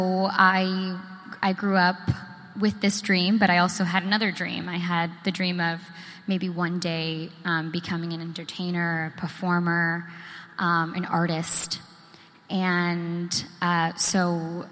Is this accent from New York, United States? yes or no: no; Boston, Massachusetts, United States; also born or lived in New Jersey; I was born in New Jersey, but I was raised in Boston